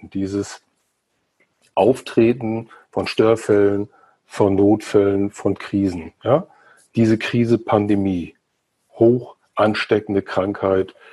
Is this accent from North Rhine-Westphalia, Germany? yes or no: no; Mecklenburg-Vorpommern, Germany; Gerade hier in dem Flächenland recht dünn besiedelt. Mecklenburg-Vorpommern, wo ich herkomme